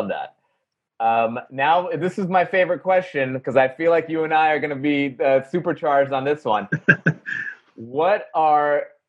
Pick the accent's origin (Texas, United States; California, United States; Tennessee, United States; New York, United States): New York, United States; Great Neck; I grew up in Greenneck, which is the town over.